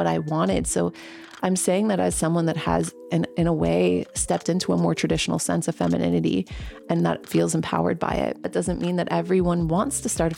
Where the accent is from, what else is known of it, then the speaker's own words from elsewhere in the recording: Canada; growing up, I've had to learn French Canadian because I am a Canadian